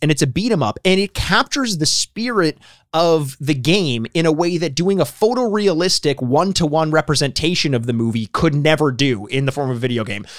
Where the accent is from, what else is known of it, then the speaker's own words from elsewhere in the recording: Canada; I am Canadian